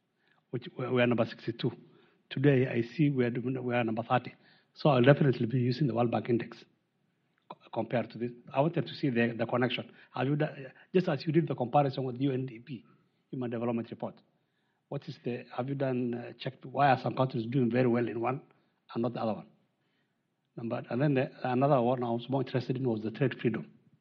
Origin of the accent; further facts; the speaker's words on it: Kenya; from the Embassy of Kenya.